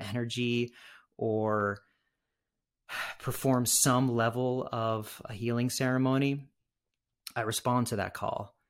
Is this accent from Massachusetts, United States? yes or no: yes; Massachusetts, United States; growing up in Massachusetts